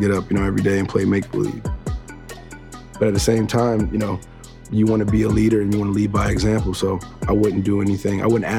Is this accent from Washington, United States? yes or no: no; Newark, New Jersey, United States; I'm from Newark, New Jersey. I'm from the hood.